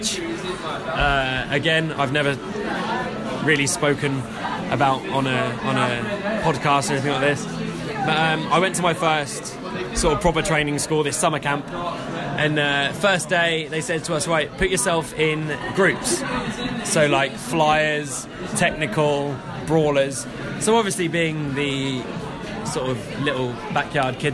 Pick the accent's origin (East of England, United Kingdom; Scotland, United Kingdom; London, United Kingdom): East of England, United Kingdom; Gorleston; also born or lived in Norwich; Galston, which is my hometown.